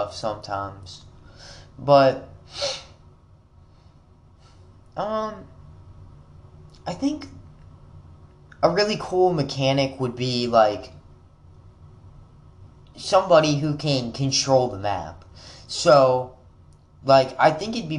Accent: Wisconsin, United States; now in Kentucky, United States; I was born in Wisconsin

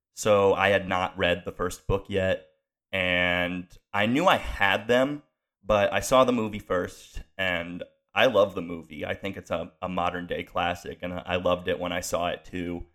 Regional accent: Pennsylvania, United States; also born or lived in Connecticut; I moved to a town in Pennsylvania and I moved from Connecticut

